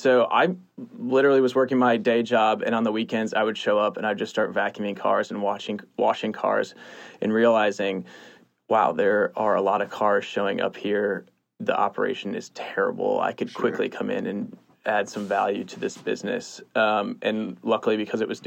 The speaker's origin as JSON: {"language": "English", "town": "East Lansing", "region": "Michigan", "country": "United States", "tie": "born or raised there", "moved": "as an adult", "lives_now": "Austin, United States", "said": "I grew up in Michigan, East Lansing, Michigan, go Sparty"}